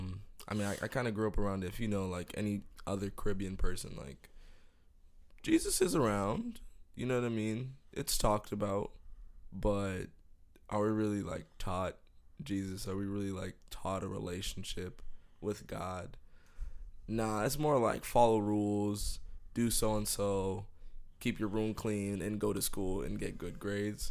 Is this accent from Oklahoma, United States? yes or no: no; Miami, Florida, United States; also born or lived in New Jersey / Jamaica (heritage); I moved to Miami when I was four